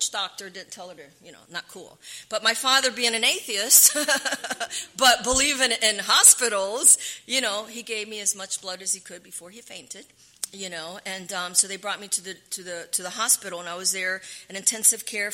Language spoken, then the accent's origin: English; Panama; moved away; also born or lived in San Fernando; I was born in Panama.